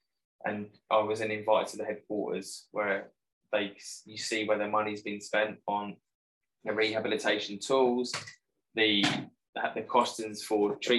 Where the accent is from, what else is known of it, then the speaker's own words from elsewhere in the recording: Borden, South East England, United Kingdom; yep, local from Borden, Hampshire.